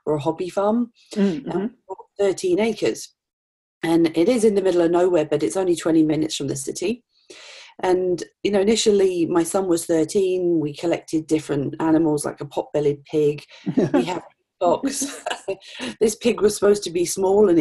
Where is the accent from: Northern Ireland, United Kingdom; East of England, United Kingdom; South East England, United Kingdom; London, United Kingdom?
East of England, United Kingdom; Norfolk; now in Regina, Canada; I grew up in Norfolk, England